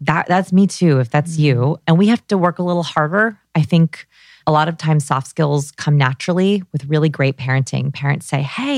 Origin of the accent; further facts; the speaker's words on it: Los Angeles, California, United States; I grew up here in Los Angeles